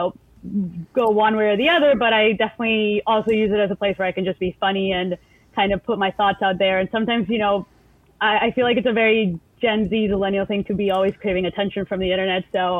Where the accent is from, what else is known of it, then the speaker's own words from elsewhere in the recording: El Salvador; English is a second language; moved away as an adult; now in United States; Yeah, I grew up in El Salvador. I was there until I was 18, you know, went through K through 12. I went to an American school, so the American School of El Salvador.